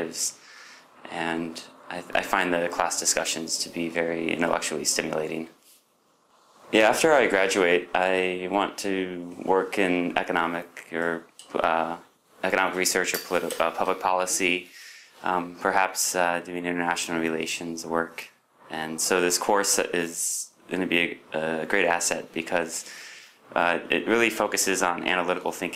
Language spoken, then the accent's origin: English; United States; moved away; I'm from the United States